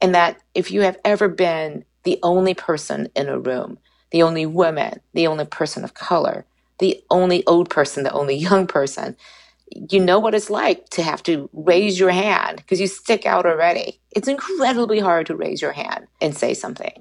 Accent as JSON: {"language": "English", "country": "United States", "said": "being an American citizen"}